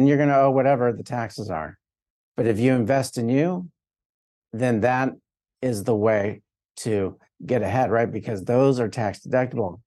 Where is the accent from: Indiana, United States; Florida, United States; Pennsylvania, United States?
Florida, United States; South; I'm from South Florida